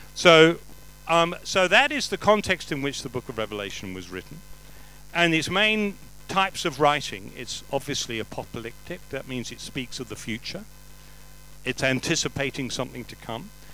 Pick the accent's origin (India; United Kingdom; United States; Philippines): United Kingdom; England; I'm English.